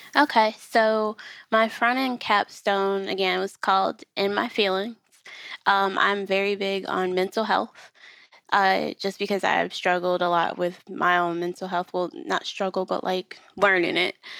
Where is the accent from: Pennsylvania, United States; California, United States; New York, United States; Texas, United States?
New York, United States; Rochester; now in Charlotte, United States; we live in North Carolina, but we are from New York